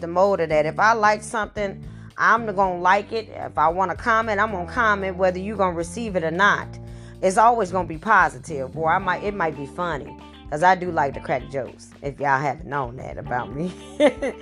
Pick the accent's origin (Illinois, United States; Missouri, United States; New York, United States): Missouri, United States; St. Louis; I have been born and raised in St. Louis, Missouri